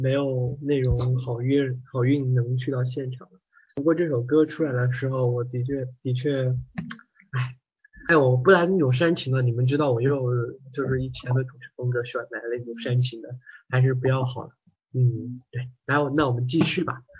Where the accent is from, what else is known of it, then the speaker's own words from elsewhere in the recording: Hunan, China; accent: Hunan; 用我们湖南话说就是特别的呃，湖南话啊，哎呀，怎么说呀？我不知道怎么说，我好久没说湖南话了。